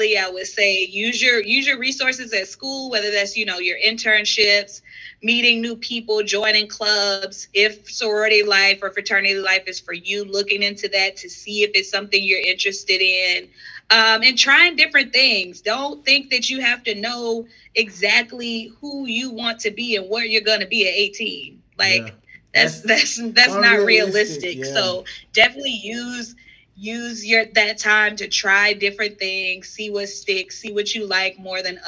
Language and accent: English; South Carolina, United States; moved away as an adult; also born or lived in New York; now in Charlotte, United States; my best friend, Trell, we grew up together in South Carolina